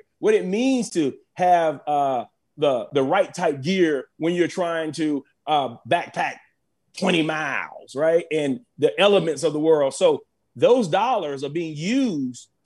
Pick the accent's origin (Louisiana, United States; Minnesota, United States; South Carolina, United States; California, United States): South Carolina, United States; I want to give a huge shout out to my home state, which is South Carolina. I was born and raised in South Carolina